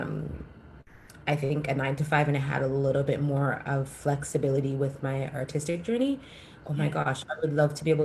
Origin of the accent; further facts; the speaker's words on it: Jamaica; I'm Jamaican.